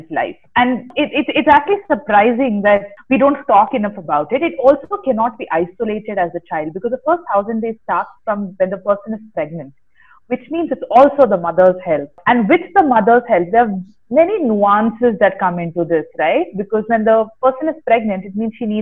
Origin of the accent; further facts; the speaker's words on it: Bangalore, Karnataka, India; I'm basically from Bangalore